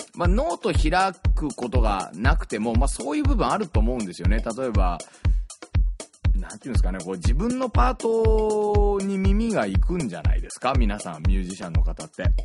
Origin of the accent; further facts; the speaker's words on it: Yokohama, Kanagawa, Japan; also born or lived in Tokyo; 東京生まれ横浜育ち